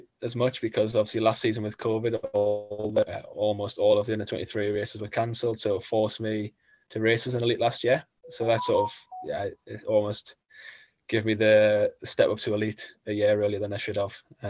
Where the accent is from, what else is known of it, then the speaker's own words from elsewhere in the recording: Gateshead, North East England, United Kingdom; there was a stage finishing in my hometown